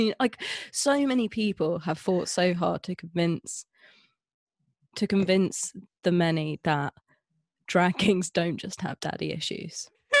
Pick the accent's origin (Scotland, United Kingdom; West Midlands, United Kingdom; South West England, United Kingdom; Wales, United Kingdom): Scotland, United Kingdom; now in England; I mean, I grew up in Scotland and then I moved down and I lost my accent and my entire family are Scottish.